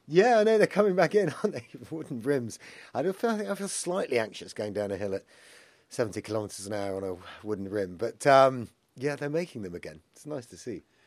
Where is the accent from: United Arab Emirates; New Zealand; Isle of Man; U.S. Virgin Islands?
Isle of Man; So I grew up in the Isle of Man, and I grew up in a rural location